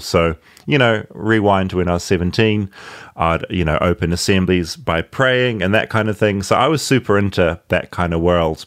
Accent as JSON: {"language": "English", "town": "Tauranga", "region": "Bay of Plenty", "country": "New Zealand", "tie": "born or raised there", "said": "ended up living in a town in New Zealand called Bethlehem"}